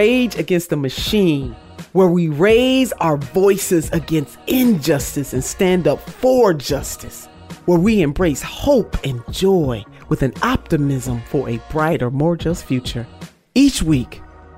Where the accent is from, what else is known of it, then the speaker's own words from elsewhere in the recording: Cleveland, Ohio, United States; I'm a homegirl, born and raised in Cleveland